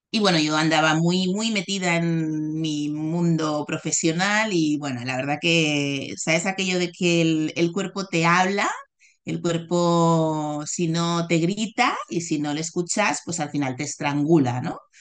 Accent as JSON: {"language": "Spanish", "town": "Barcelona", "region": "Catalonia", "country": "Spain", "tie": "born or raised there", "said": "yo nací en Barcelona, en un hospital eh, muy conocido de Barcelona, y allí me quedé"}